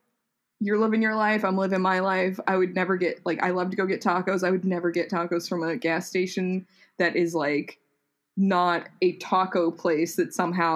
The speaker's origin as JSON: {"language": "English", "region": "Texas", "country": "United States", "said": "a massive storm rolled up through here and it was cold for multiple days"}